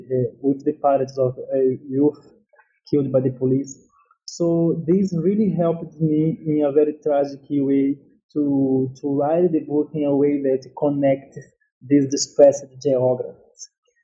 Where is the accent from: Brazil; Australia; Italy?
Brazil; Northeast Brazil; English is a second language; also born or lived in São Paulo; This book came out from my own experience coming to age in a favela in São Paulo. I am from Northeast Brazil, just to situate the listeners.